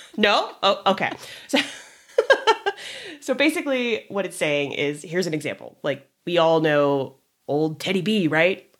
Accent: Orange County, California, United States; growing up in Orange County

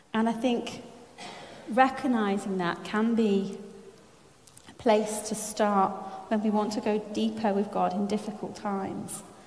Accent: France; moved away; I was brought up in France.

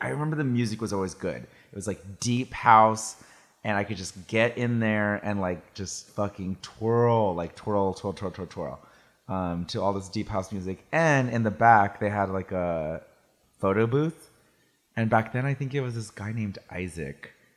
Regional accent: Salinas, California, United States; now in San Francisco, United States; I grew up in Salinas

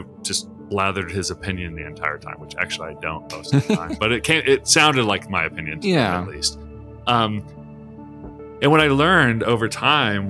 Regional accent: Tulsa, Oklahoma, United States; I grew up in Tulsa, Oklahoma, which is like the televangelist

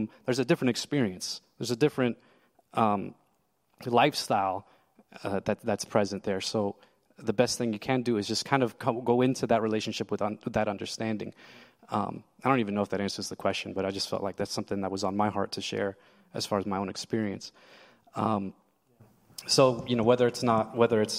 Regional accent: Lebanon, Pennsylvania, United States; also born or lived in New Jersey; I was born in New Jersey, and I moved to Lebanon, Pennsylvania

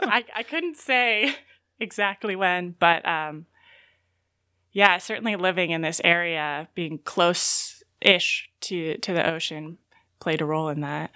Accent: Novato, California, United States; I'm from Novato, California, which is uh, about an hour north of San Francisco

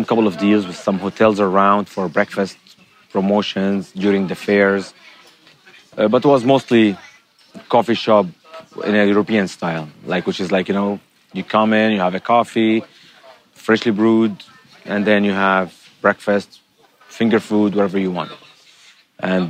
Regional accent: Syria; moved away as an adult; now in China; I'm originally from Syria.

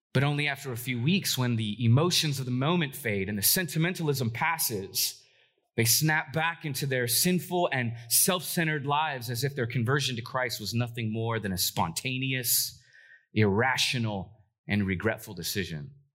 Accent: Los Angeles, California, United States; moved away as an adult; now in Portland, United States; I'm originally from Southern California, if you don't know that. Uh, I've been in Portland now for eleven years, but I'm a O G L A kid

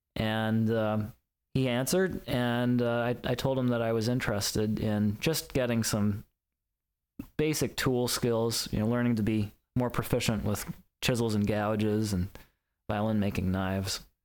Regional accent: Lynchburg, Virginia, United States; moved away; also born or lived in Chicago; my hometown of Lynchburg

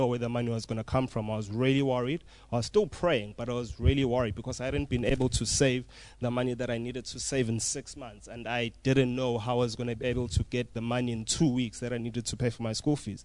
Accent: Umlazi, KwaZulu-Natal, South Africa; I'm from Umlazi

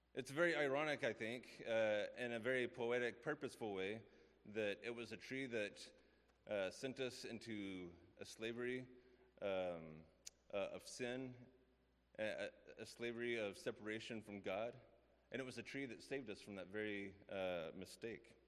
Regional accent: West Texas, United States; I grew up in West Texas

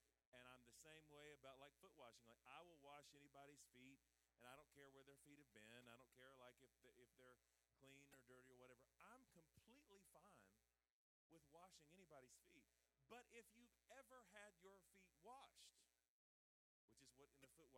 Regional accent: the South, United States; I'm from the South

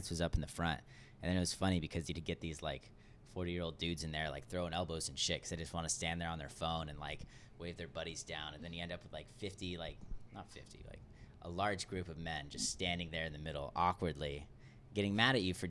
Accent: La Quinta, California, United States; La Quinta, California. It's near Palm Springs.

